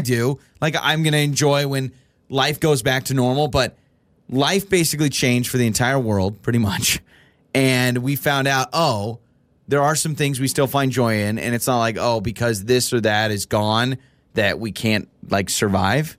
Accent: Idaho, United States; I've been born and raised in Idaho, and I've lived in Idaho my entire life

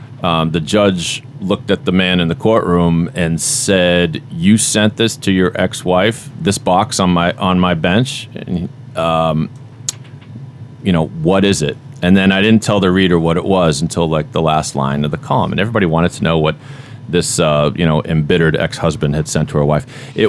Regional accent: Boston, Massachusetts, United States; accent: Boston; Now I'm losing my own Boston accent.

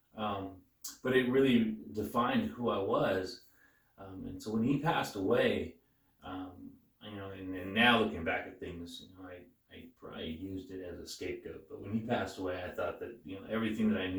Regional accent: Caldwell, Idaho, United States; also born or lived in Nampa, Idaho; I was born and raised in Caldwell, Nampa

